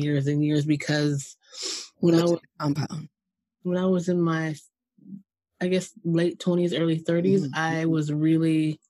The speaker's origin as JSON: {"language": "English", "region": "New Jersey", "country": "United States", "tie": "born or raised there", "said": "I grew up in Jersey."}